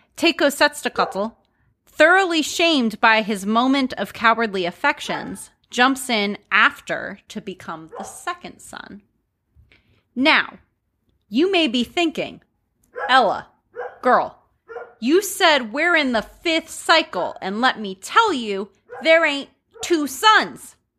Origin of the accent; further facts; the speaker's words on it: Pennsylvania, United States; moved away; I'm from Pennsylvania